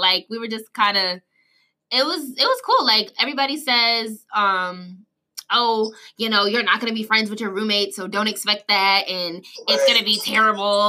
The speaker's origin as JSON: {"language": "English", "region": "New York", "country": "United States", "moved": "as an adult", "lives_now": "Atlanta, United States", "said": "I'm from New York, and I have family down in Atlanta"}